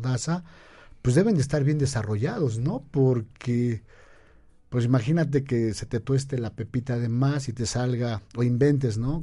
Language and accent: Spanish; Mexico; para los que somos mexicanos